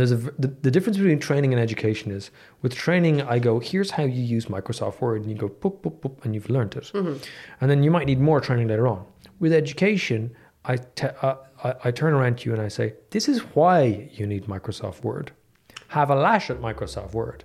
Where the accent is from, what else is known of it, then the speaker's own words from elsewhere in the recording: Dublin, Leinster, Ireland; I grew up in Dublin.